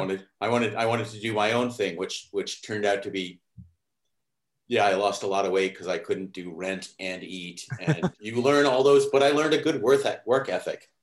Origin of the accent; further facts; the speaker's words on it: New England, United States; also born or lived in Sleepy Hollow, New York; now in New York, United States; I grew up in New England, um, even though I was born in New York.